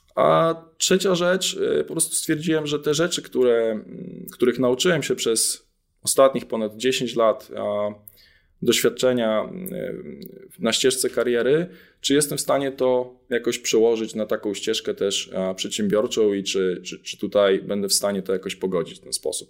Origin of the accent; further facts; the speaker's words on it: Jarosław, Subcarpathian Voivodeship, Poland; moved away as an adult; also born or lived in Kraków; oryginalnie pochodzę z Jarosławia, z Podkarpacia